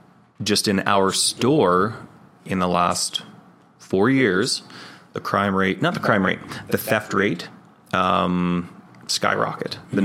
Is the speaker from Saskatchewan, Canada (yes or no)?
no; Dawson Creek, British Columbia, Canada; growing up in Dawson Creek